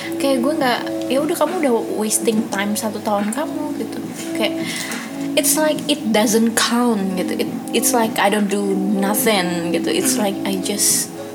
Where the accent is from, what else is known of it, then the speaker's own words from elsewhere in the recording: Depok, West Java, Indonesia; also born or lived in East Jakarta; gue tinggal rumah di Depok tapi dari SD sampai SMP gue di Jakarta Timur